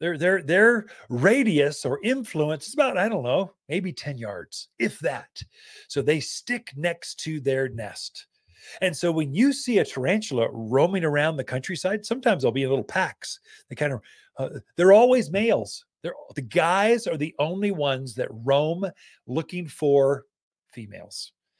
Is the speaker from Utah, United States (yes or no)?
no; Prescott, Arizona, United States; Now, I grew up in Prescott, Arizona. So this Central Highlands area.